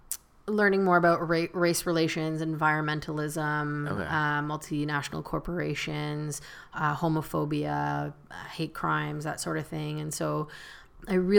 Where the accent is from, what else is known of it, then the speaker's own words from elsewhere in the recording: St. Catharines, Ontario, Canada; also born or lived in Etobicoke, Ontario; St. Catherine.